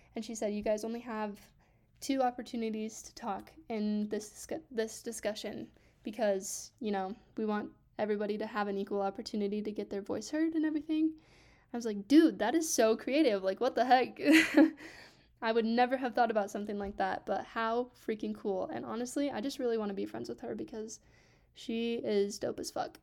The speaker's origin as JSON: {"language": "English", "town": "Grand Junction", "region": "Colorado", "country": "United States", "tie": "born or raised there", "also_born_or_lived": "Grants Pass, Oregon", "said": "we moved here to Grand Junction, Colorado when I was six"}